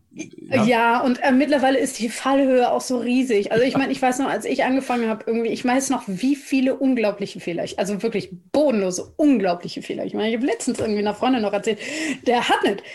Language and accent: German; Germany; ich komme aus Deutschland. Ich bin Deutsche.